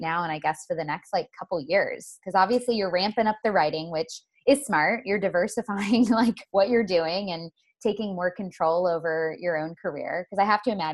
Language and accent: English; Florida, United States; I'm from Florida.